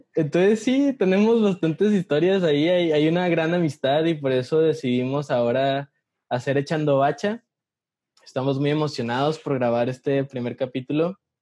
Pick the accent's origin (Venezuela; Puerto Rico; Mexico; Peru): Mexico; Ciudad Juárez, Chihuahua; moved away as an adult; now in Mexico City, Mexico; ya llevo cuatro años viviendo en la Ciudad de México, soy de Ciudad Juárez, Chihuahua, como Ana.